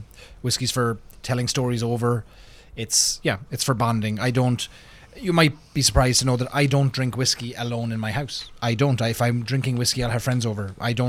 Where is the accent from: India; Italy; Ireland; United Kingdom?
Ireland; moved away as an adult; now in United States; when I grew up in Ireland